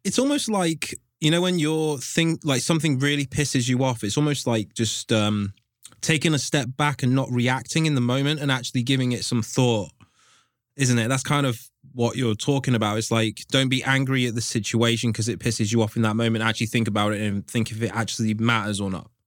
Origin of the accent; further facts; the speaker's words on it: England, United Kingdom; I'm from England